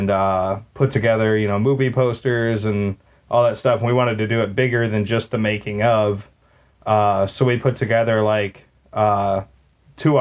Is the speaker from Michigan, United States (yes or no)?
no; Maumee, Ohio, United States; there's a old movie theater in my hometown of Maumee. It's like a suburb of Toledo.